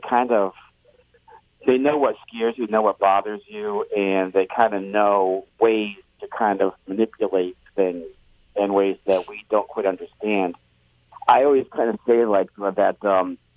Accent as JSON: {"language": "English", "town": "Providence", "region": "Rhode Island", "country": "United States", "tie": "born or raised there", "also_born_or_lived": "New Orleans", "said": "I grew up in Providence, actually, Providence, Rhode Island"}